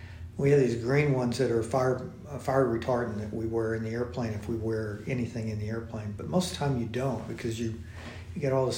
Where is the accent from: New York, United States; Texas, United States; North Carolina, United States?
Texas, United States; Dallas; I'm from the Dallas area